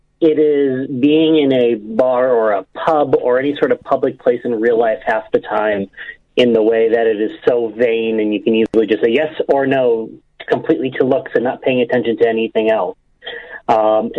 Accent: Cleveland, Ohio, United States; my hometown of Cleveland

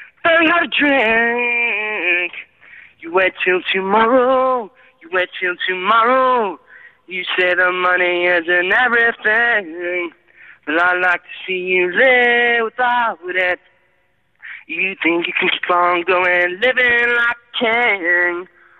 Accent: Newcastle, North East England, United Kingdom; I'm from Newcastle, man.

